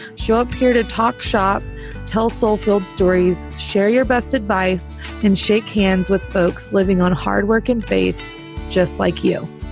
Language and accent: English; Cushing, Oklahoma, United States; I grew up in Cushing, which hilariously is known as the pipeline crossroads